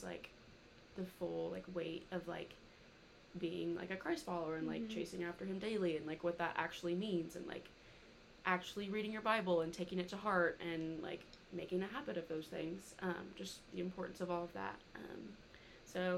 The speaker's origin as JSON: {"language": "English", "town": "Little Rock", "region": "Arkansas", "country": "United States", "moved": "as an adult", "lives_now": "Fayetteville, United States", "said": "I'm from Little Rock. I've been up here for 3 years now."}